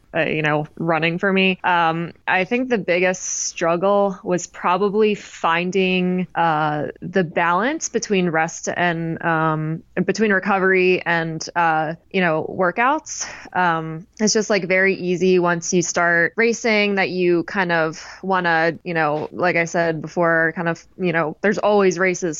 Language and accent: English; Maryland, United States; where I grew up in Maryland is kind of I grew up right near the starting line of the JFK 50 mile